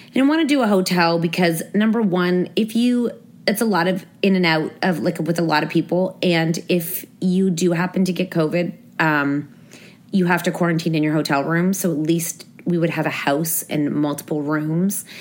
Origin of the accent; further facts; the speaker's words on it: Toronto, Ontario, Canada; We're from Toronto.